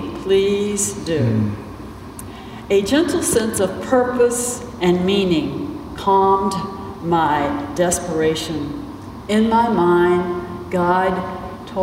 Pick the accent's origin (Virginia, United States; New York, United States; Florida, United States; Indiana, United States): Virginia, United States; South Hill; Bill and I grew up in the Bible Belt in a very small town in South Hill, Virginia